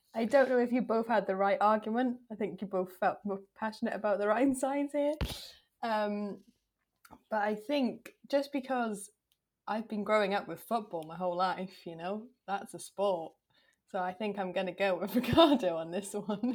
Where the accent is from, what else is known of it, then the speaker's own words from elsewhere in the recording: Wales, United Kingdom; I'm Welsh.